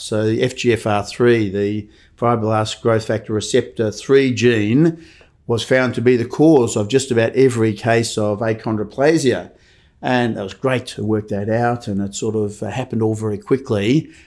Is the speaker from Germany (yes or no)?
no; Melbourne, Victoria, Australia; Born and bred in Melbourne, so grew up in Edith Vale, uh, Bayside